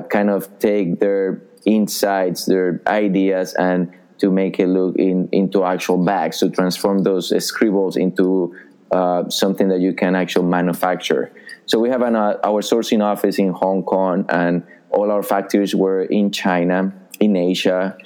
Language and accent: English; Colombia; moved away as an adult; now in New York City, United States; I was born and raised in Colombia in South America